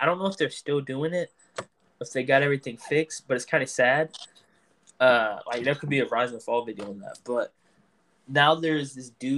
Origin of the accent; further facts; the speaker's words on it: North Carolina, United States; I was born in North Carolina